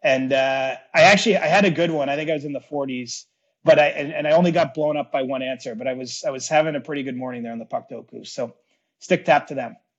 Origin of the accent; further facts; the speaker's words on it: Cobourg, Ontario, Canada; my three closest buddies that I grew up with in the Coburg area